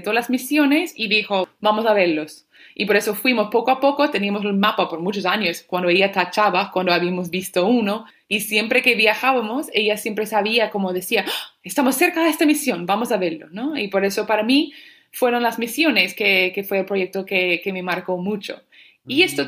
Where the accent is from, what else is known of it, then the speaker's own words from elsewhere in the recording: California, United States; yo soy de California